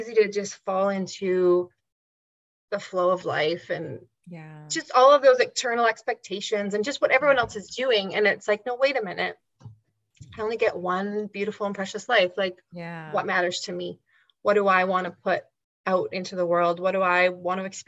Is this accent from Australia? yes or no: no; Canada; growing up in Canada in the 20th century